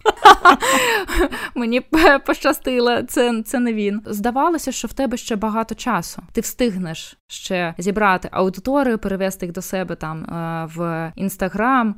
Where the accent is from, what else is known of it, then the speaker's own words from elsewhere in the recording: Belarus; moved away; also born or lived in Ukraine; я білоруска і жила багато років е, в Україні